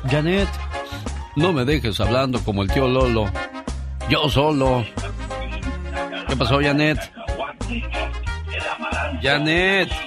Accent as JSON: {"language": "Spanish", "country": "Mexico", "moved": "yes", "said": "un día salí de México, pero México nunca salió"}